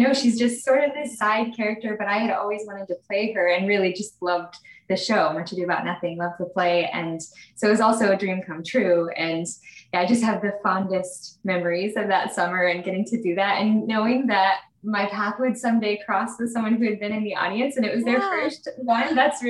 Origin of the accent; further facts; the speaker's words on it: Salt Lake City, Utah, United States; born there; So I was actually born in Salt Lake City and I didn't grow up there.